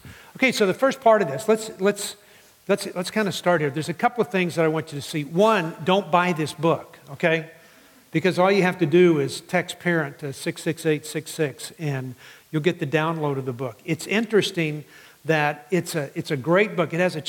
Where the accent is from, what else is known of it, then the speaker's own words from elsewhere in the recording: Midland, Texas, United States; I grew up in West Texas and in Midland.